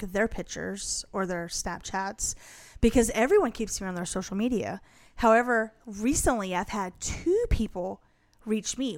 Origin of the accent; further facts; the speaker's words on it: Iowa, United States; I was born in Iowa